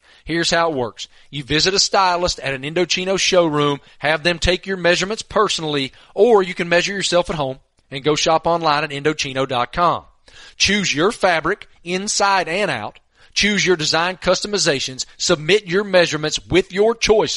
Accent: Tobacco Road, North Carolina, United States; I grew up on Tobacco Road

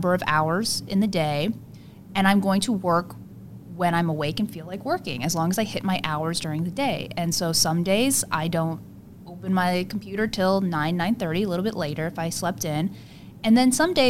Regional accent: South Korea; moved away; I am from Korea

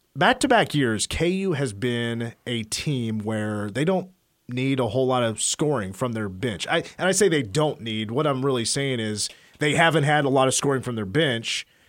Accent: Clay Center, Kansas, United States; I'm from Clay Center

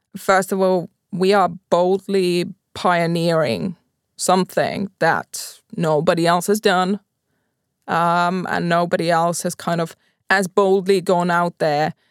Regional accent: Pori, Satakunta, Finland; I'm from Pori

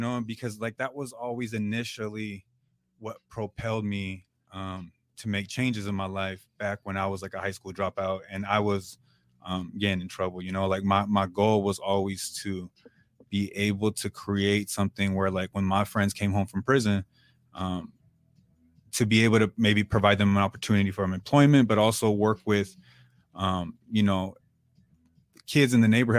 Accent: Oceanside, California, United States; I was born and raised in Tri-City

